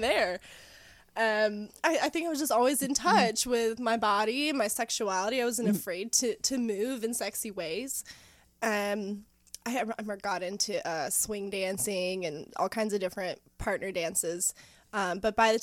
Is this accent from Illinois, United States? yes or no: no; Knoxville, Tennessee, United States; moved away; also born or lived in Virginia / Ohio; So originally I'm from around here, mm-hmm. The Knoxville area. I have moved out, lived all over the place, all over Virginia, different places in Ohio